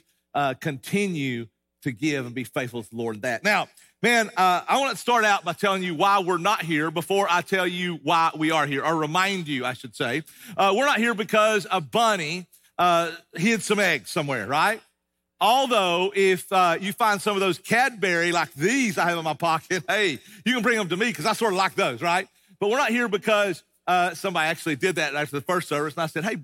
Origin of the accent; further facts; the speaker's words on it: East Tennessee, United States; I grew up in East Tennessee, and I grew up in the mountains, Appalachian Mountains